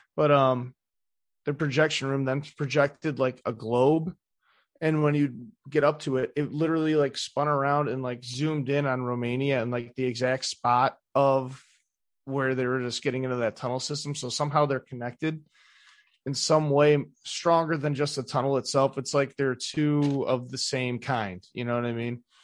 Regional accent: Cleveland, Ohio, United States; I'm from the East Side, too

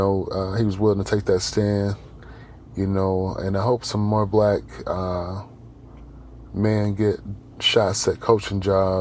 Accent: Georgia, United States; Georgia being my home state

